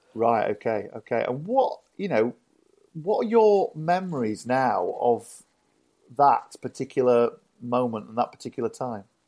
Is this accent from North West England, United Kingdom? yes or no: no; Yorkshire and the Humber, United Kingdom; I grew up in Yorkshire, so I, you know, I know all about Yorkshire